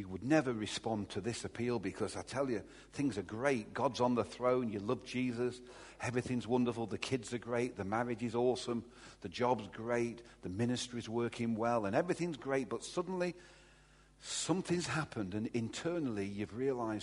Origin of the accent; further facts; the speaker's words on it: Derby, East Midlands, United Kingdom; I'm from Derby